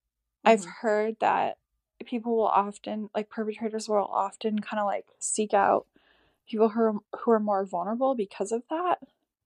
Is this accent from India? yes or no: no; Canada; My parents are divorced. I grew up like in Canada.